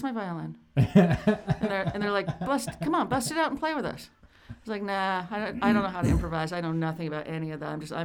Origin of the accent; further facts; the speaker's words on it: Bay Area, California, United States; I grew up in the Bay Area